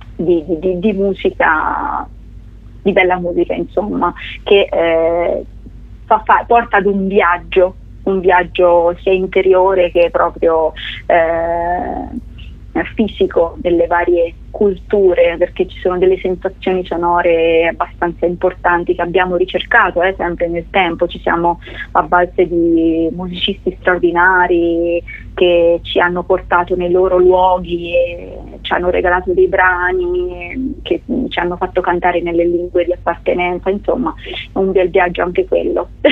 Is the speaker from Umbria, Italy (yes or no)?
yes; Scheggia, Umbria, Italy; accent: Gubbio dialect; io sono nata in Umbria e ci sono nata e cresciuta in, in, un piccolo paesino che si chiama Scheggia